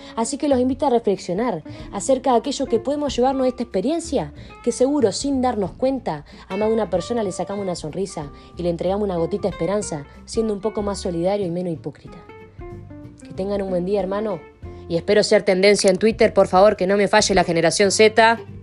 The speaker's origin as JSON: {"language": "Spanish", "country": "Argentina", "said": "estamos viviendo como argentino"}